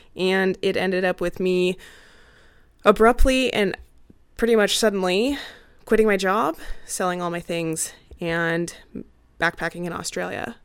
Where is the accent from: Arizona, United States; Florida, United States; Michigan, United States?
Arizona, United States; moved away as an adult; also born or lived in Maryland / Arkansas / Oregon / Utah; Arizona is actually my home state